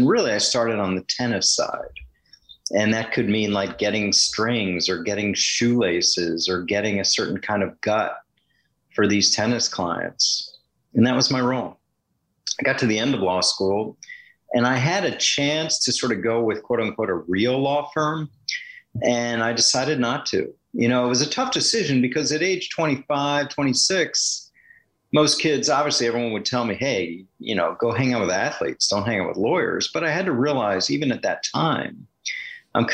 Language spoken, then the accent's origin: English; Washington, District of Columbia, United States; moved away as an adult; also born or lived in Stanford, California / Boston / Green Bay, Wisconsin; Growing up in Washington, D.C., diehard Washington, as they were called then, Redskin fan